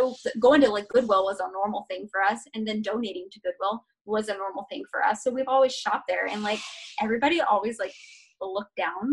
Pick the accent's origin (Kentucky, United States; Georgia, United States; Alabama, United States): Georgia, United States; moved away; I'm originally from Georgia. So I am a sweet Southern peach.